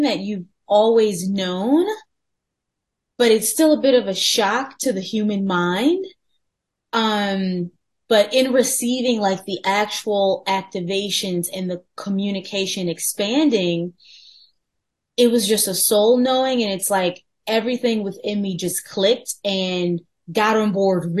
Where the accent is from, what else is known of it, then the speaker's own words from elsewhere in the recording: Farmington Hills, Michigan, United States; moved away as an adult; also born or lived in New York City; I'm originally from Farmington Hills, Michigan, which is like 20 minutes outside of Detroit